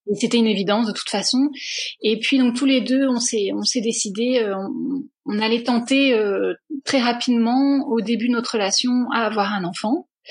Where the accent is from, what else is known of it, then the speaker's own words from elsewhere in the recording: France; moved away as an adult; also born or lived in Netherlands / England; now in Brussels, Belgium; je suis française d'origine, mais ça fait maintenant à peu près 8-9 ans que je suis établie à Bruxelles.